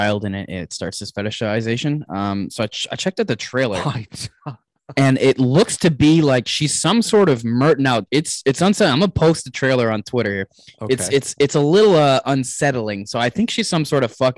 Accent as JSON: {"language": "English", "town": "Toronto", "region": "Ontario", "country": "Canada", "said": "I'm from Toronto"}